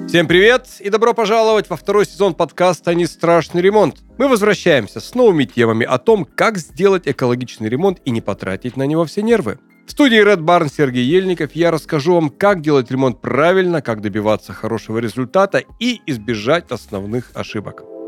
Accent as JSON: {"language": "Russian", "region": "Urals", "country": "Russia", "tie": "born or raised there", "said": "я родился и вырос на Урале"}